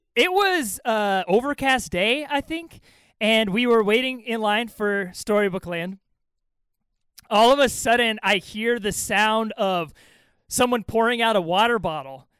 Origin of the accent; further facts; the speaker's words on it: Southern California, United States; growing up in Southern California like me